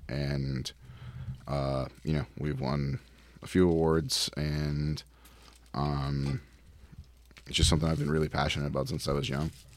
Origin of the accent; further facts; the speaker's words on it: Providence, Rhode Island, United States; now in St. Louis, United States; I'm from Providence, Rhode Island